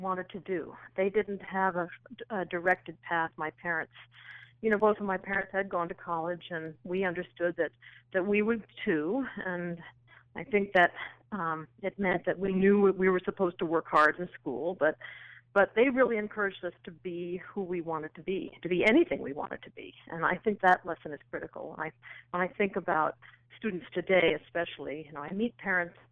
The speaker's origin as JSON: {"language": "English", "area": "a little town near New London", "region": "Connecticut", "country": "United States", "tie": "born or raised there", "said": "I actually was born in New London, Connecticut, because that's where the Lawrence and Memorial Hospital was located. I grew up in a little town about 15 minutes south of there called Old"}